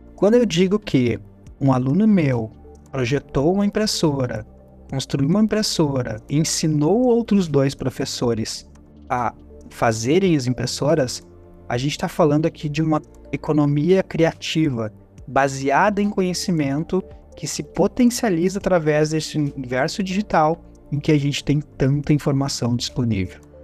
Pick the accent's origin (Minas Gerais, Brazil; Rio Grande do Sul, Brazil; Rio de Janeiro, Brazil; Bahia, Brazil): Rio Grande do Sul, Brazil; Gaúcho; como bom gaúcho, a gente fazia churrasco